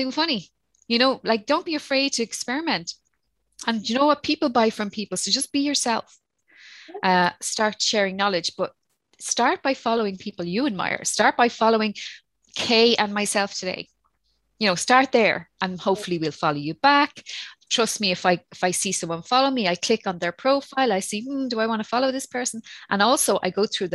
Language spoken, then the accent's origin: English; Ireland; accent: Irish; my Irish accent